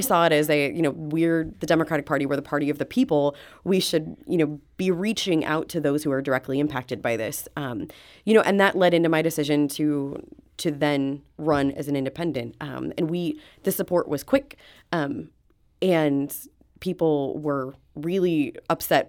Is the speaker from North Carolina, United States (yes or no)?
no; outside of Springfield, Illinois, United States; moved away as an adult; now in St. Louis, United States; I was born and raised outside of Springfield, Illinois